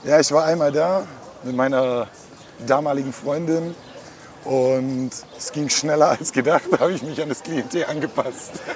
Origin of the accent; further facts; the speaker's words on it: Friedrichshafen, Baden-Württemberg, Germany; ich komme nicht aus dem Norden. Ich komme vom Bodensee, also genau anderes Ende Deutschland